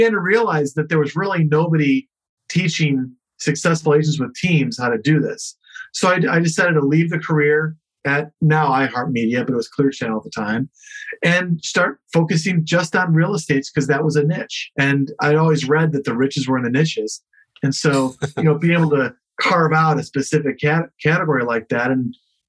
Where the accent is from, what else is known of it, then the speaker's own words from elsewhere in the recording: Chicago, Illinois, United States; now in New York, United States; I grew up in Chicago